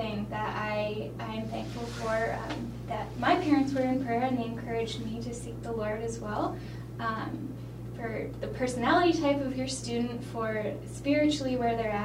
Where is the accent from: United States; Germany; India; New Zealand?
United States; Michigan; moved away as an adult; also born or lived in Arizona; I grew up in Michigan and decided to come out to Arizona for school